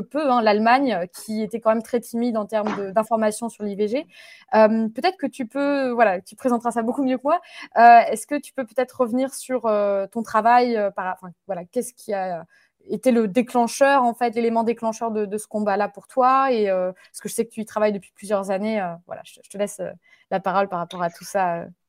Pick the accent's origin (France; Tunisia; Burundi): France; moved away; en tant que Français et Françaises de l'étranger